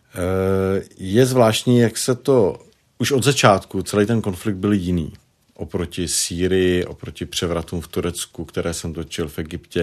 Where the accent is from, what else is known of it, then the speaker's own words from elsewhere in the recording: Prague, Czechia; accent: Prague dialect; tam mám pražský dialekt